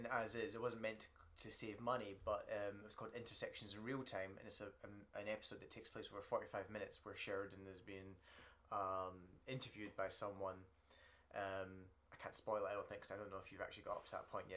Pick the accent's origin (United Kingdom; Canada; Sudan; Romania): United Kingdom; being British